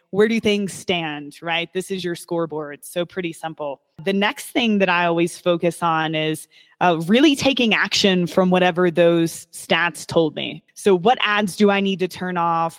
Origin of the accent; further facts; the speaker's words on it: Kentucky, United States; I was born and raised in Kentucky